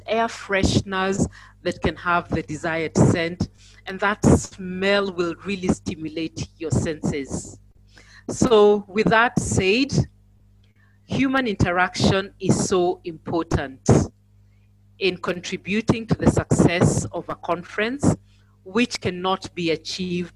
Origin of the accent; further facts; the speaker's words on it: Nairobi, Kenya; I am from Nairobi, Kenya